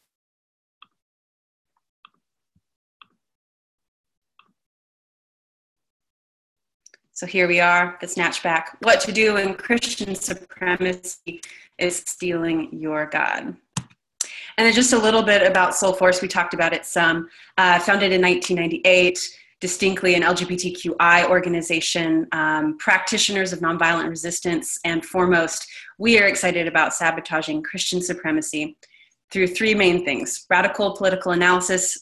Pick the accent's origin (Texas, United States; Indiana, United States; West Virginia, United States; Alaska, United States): Texas, United States; I grew up in Texas